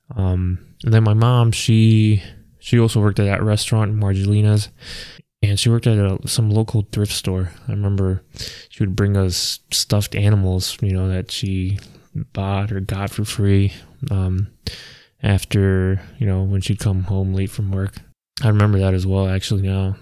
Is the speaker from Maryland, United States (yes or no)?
yes; Maryland, United States; we moved down to Maryland. And like I said, that's where I grew up